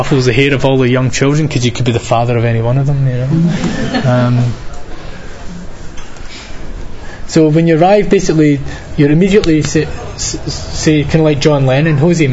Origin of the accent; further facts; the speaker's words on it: Scotland, United Kingdom; So I was from Scotland